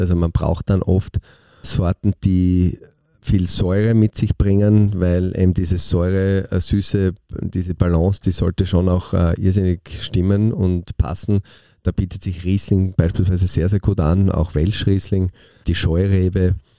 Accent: Austria; bei uns in Österreich

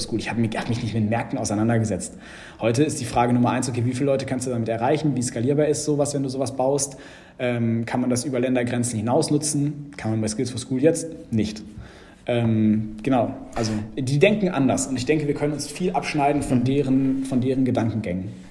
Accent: Germany; als Deutscher

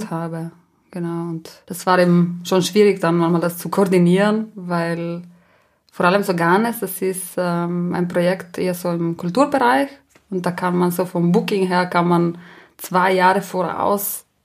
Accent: Trentino-Alto Adige, Italy; first language Ladin; German is a second language; Genau, das ist eine, meine Muttersprache.

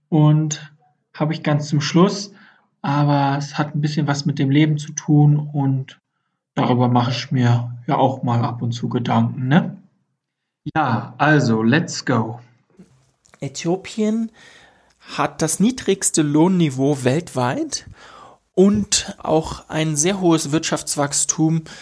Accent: Germany; now in Ethiopia; ich komme ursprünglich aus Deutschland und bin jetzt in Afrika unterwegs

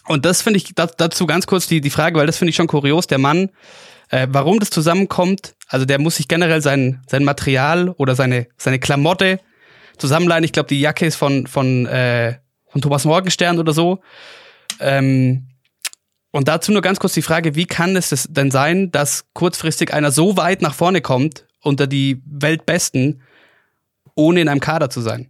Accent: Oberstdorf, Bavaria, Germany; aus meiner Heimatgemeinde

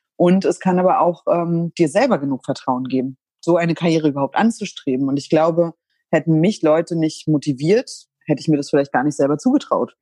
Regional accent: East Germany, Germany; ich bin in der DDR geboren und äh, war sechs Jahre alt, als die Mauer gefallen ist

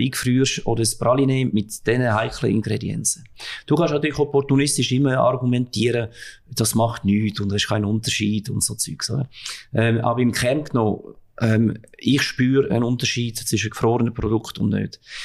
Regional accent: Switzerland; bei uns in der Schweiz

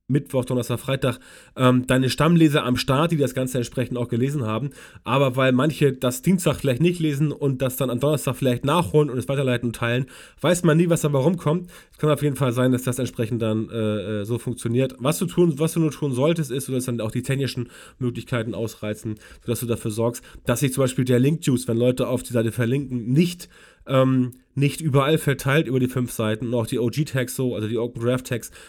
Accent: West Germany, Germany; weil ich komme aus Westdeutschland und weiß es deswegen nicht genau.

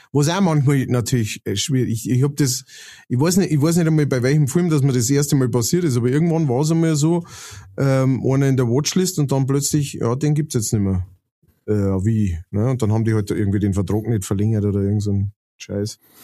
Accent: Lower Bavaria, Germany; now in Upper Palatinate, Germany; ich bin äh, Niederbayer und wohne in der Oberpfalz

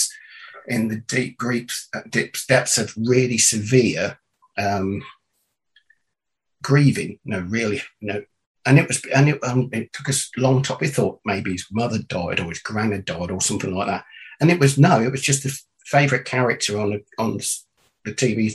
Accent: Northamptonshire, East Midlands, United Kingdom; I'm from the UK, from England, and born and raised in Northamptonshire, which is the middle of England

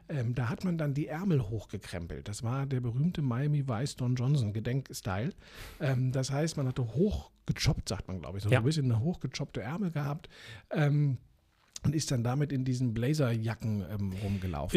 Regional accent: Berlin, Germany; Ich bin ja in Eichkamp dann aufgewachsen

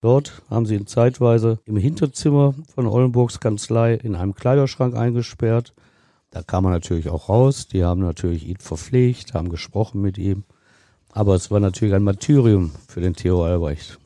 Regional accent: Ruhr area, North Rhine-Westphalia, Germany; bei uns im Ruhrgebiet

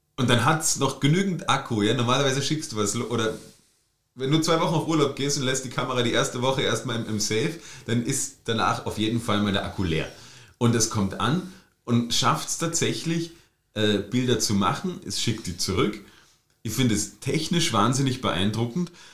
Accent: Germany; now in Austria; Born and raised in DDR.

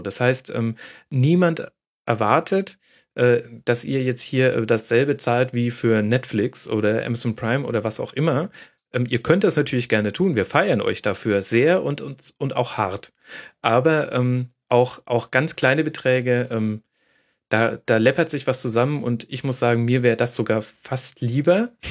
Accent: Franconia, Bavaria, Germany; ich als Franke

